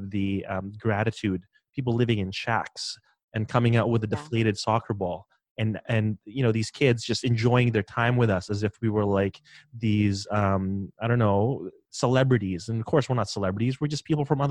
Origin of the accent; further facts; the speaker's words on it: Philippines; moved away; I'm from the Philippines